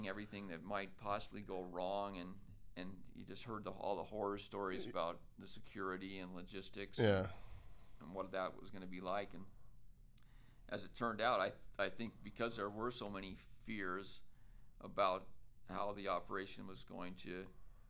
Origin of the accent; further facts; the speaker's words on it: Provo, Utah, United States; also born or lived in Michigan; born in Michigan, but I moved to Provo when I was 9